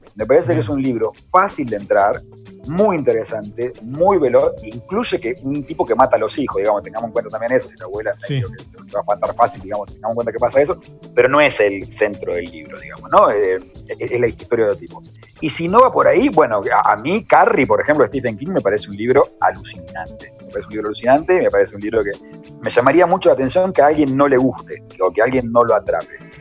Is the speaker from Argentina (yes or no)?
yes; Argentina; somos argentinos